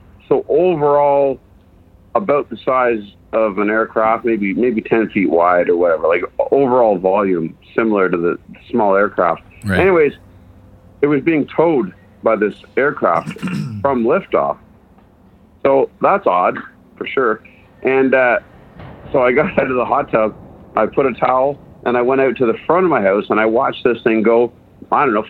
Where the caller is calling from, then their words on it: East Gwillimbury, Ontario, Canada; Hey, I'm over in East Gwillimbury. It's a little bit north of Toronto.